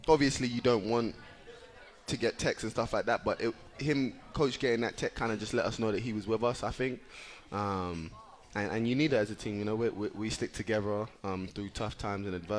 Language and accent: English; England, United Kingdom; now in United States; growing up in England